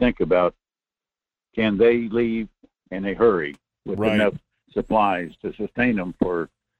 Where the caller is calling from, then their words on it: Fairbanks, Alaska, United States; Good morning, Michael. This is … in North Coast Fairbanks area.